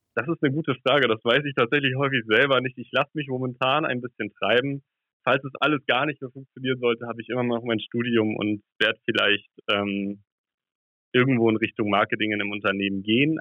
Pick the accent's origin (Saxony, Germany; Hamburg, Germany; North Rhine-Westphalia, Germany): Hamburg, Germany; ich komme ja aus Hamburg